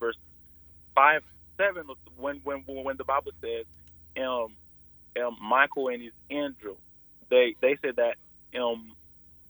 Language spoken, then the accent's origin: English; Haiti; I'm from Haiti, and I think in Haiti we worship